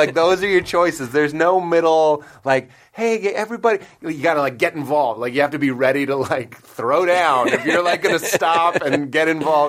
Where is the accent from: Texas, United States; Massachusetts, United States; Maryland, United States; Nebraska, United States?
Massachusetts, United States; Boston; I will say I'm from Boston